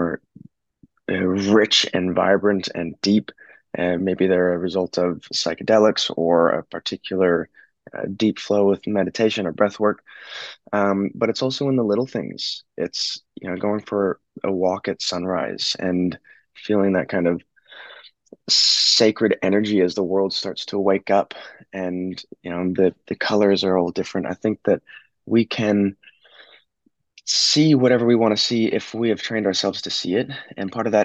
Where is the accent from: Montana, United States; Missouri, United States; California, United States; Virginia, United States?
Montana, United States; now in Australia; growing up in the States, I lived in a small town in Montana